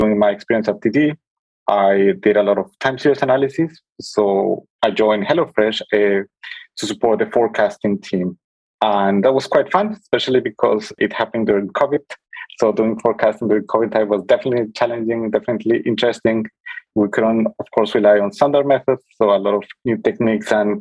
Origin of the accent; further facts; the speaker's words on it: Colombia; moved away as an adult; now in Berlin, Germany; I'm originally from Colombia. I came to Berlin around 10 years ago to pursue my studies in mathematics.